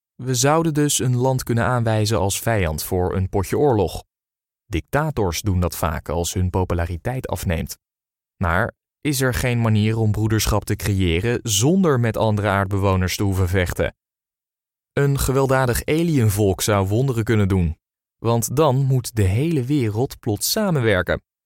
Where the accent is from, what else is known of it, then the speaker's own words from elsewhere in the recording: Netherlands; Als Nederlanders